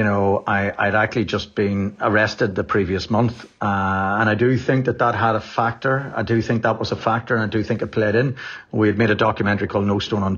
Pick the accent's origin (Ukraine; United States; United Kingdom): United Kingdom; Enniskillen, Northern Ireland; I grew up in Enniskillen and Fermanagh in the 80s and 90s